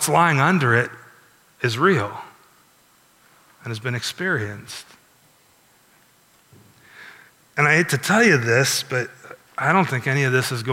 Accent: Iowa, United States; also born or lived in Chicago, Illinois; I grew up in a small town like Milford. It was almost entirely Caucasian as I grew up in Iowa.

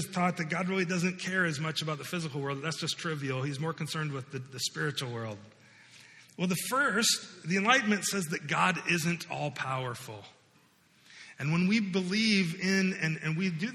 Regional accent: United States; growing up in the United States, growing up in the West

